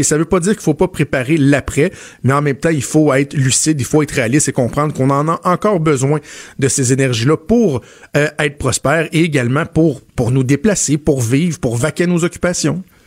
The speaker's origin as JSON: {"language": "French", "region": "Quebec", "country": "Canada", "said": "Les gens chez nous au Québec"}